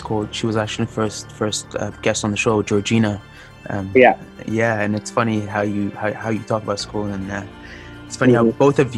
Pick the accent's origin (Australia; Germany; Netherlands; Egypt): Egypt; Cairo, Cairo Governorate; now in Toronto, Canada; I grew up in Cairo.